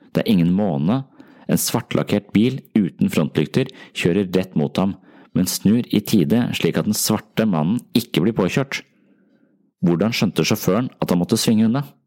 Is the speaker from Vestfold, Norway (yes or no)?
yes; Tønsberg, Vestfold, Norway; moved away; tilbake til Tønsberg, som altså er min hjemby